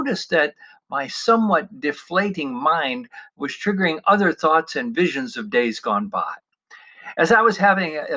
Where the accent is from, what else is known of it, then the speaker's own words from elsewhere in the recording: Parma, Ohio, United States; as a young lad in the 1960s growing up in the Cleveland suburb of Parma, Ohio